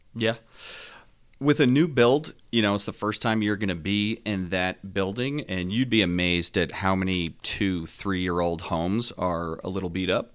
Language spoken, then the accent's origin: English; Northeast New Jersey, United States; moved away; also born or lived in South Carolina; I'm from the North, uh, from Northeast New Jersey